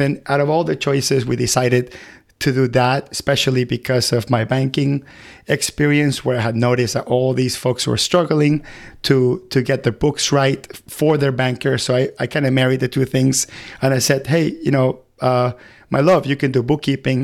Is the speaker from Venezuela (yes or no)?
yes; Venezuela; now in United States; I come from Venezuela, and I remember when I used to live there